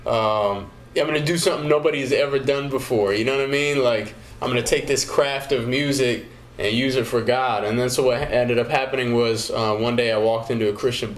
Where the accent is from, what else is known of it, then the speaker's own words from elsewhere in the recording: Arizona, United States; I'm from Arizona